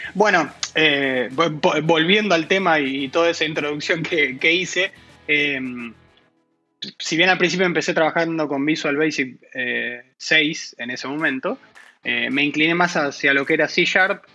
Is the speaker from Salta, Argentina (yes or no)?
no; Buenos Aires, Argentina; yo soy de Buenos Aires, Argentina. Nací aquí y, bueno, sigo viviendo aquí.